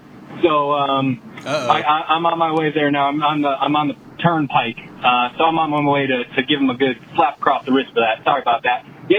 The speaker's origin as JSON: {"language": "English", "town": "Chicago", "region": "Illinois", "country": "United States", "moved": "yes", "lives_now": "Pittsburgh, United States", "said": "I'm from Chicago, but I'm a transplant. I've been in Pittsburgh for 10 years now"}